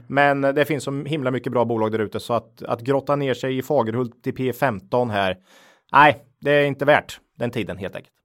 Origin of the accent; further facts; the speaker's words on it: Finspång, Östergötland, Sweden; jag är ju född och uppvuxen i Finspång eh, i Östergötland